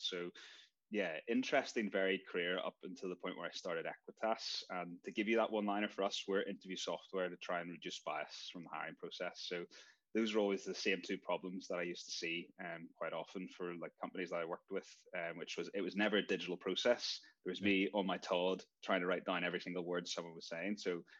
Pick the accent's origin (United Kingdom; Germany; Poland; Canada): United Kingdom; Northern Ireland; moved away; also born or lived in China; Yeah, originally from Northern Ireland, which is the overlap with how we've met, Dave. Moved over to the UK. I spent a bit of time in China studying as well. So like well-traveled enough for a Northern Irish person.